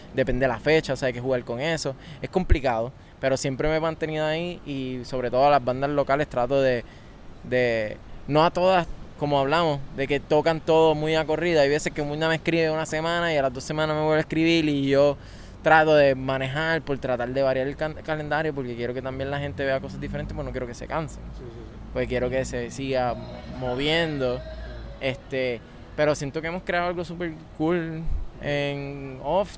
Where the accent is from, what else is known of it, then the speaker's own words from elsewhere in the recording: Mayagüez, Puerto Rico; me nací, nací criado en Mayagüez